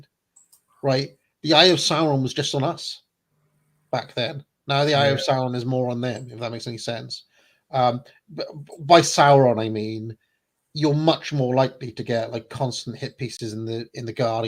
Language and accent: English; Wales, United Kingdom; growing up in Wales, being Welsh was more important than being British to most people